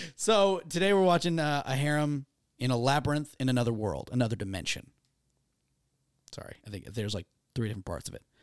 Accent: Gloucester, Massachusetts, United States; So we never had those in, in my hometown

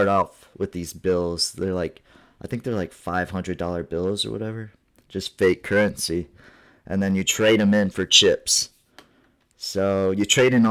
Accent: Ohio, United States; moved away as an adult; also born or lived in Fort Wayne, Indiana; Fort Wayne's like an hour away from where I live in Ohio

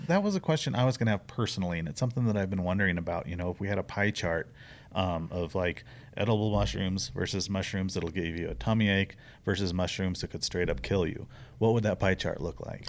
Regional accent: the Ozarks, United States; now in Arizona, United States; Where I grew up in the Ozarks

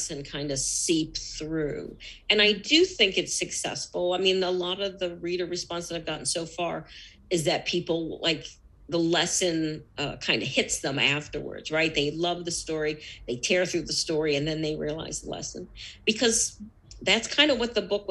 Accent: United States; second generation. Totally assimilated, right? We're as American as the next person. We're American citizens

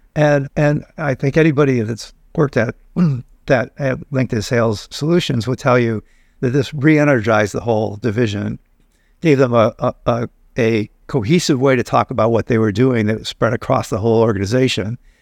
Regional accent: Binghamton, New York, United States; I grew up in Binghamton, New York

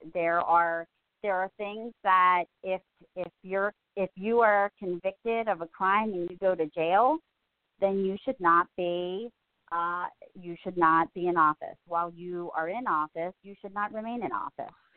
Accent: Reisterstown, Maryland, United States; now in Kingsville, United States; where I grew up in Reisterstown

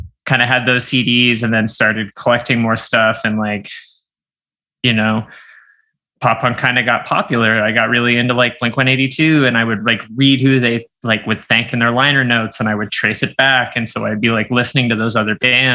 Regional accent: Miramichi, New Brunswick, Canada; I grew up in Miramichi, New Brunswick

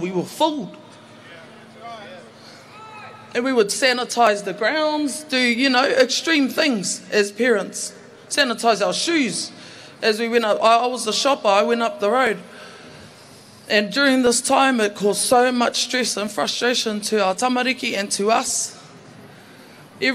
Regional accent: Auckland, New Zealand; also born or lived in Manurewa; I was born and bred in Mangere and currently live in Manurewa

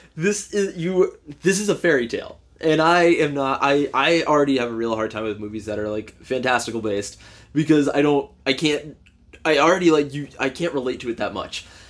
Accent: North Carolina, United States; I grew up in North Carolina

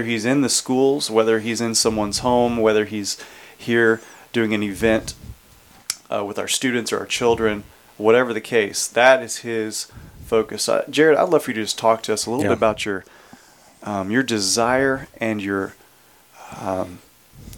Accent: Houston, Texas, United States; I was born and raised in the Houston area

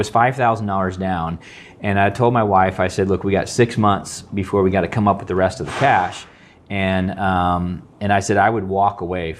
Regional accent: San Jose, California, United States; moved away; also born or lived in Seattle; So I grew up in California in the Bay Area.

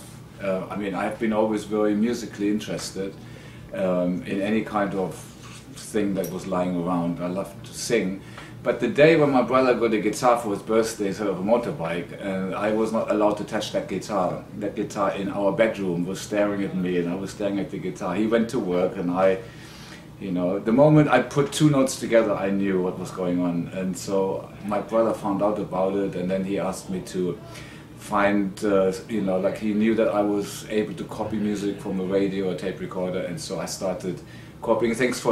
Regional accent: Sarstedt, Lower Saxony, Germany; I was born in Sarstedt, and then 22 kilometers out

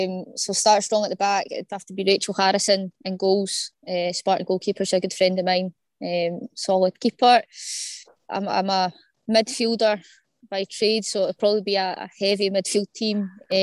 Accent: West Calder, Scotland, United Kingdom; So I'm a West Lothian resident, from West Calder originally, and I now stay not too far from there within West Lothian.

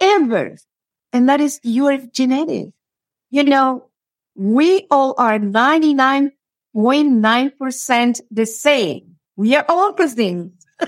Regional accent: Cuba; moved away as an adult; now in Houston, United States; I'm originally from Cuba. And in my country, I used to work with people a lot

